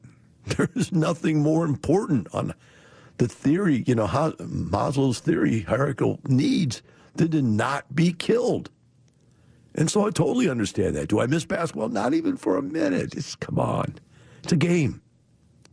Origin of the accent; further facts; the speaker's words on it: Madison, Wisconsin, United States; I grew up in Madison, Wisconsin during the Vietnam War